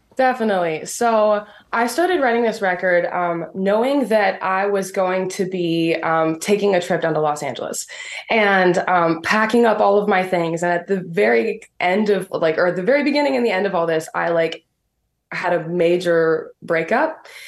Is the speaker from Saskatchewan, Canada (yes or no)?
no; Medicine Hat, Alberta, Canada; from Medicine Hat, Alberta